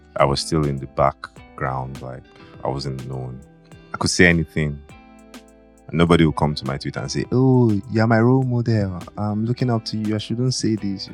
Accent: Benin City, Edo, Nigeria; Benin City, Edo State

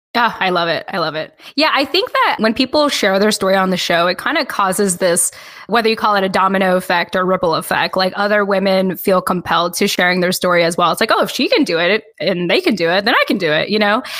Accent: Southern California, United States; When I was living in, or when I was raised in SoCal, Southern California

